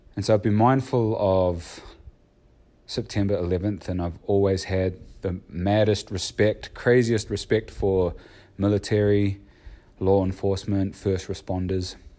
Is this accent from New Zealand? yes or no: yes; New Zealand; growing up in New Zealand